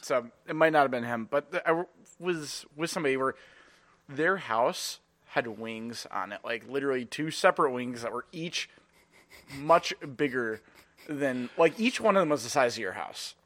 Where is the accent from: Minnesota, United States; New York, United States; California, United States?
Minnesota, United States; Edina; growing up in Edina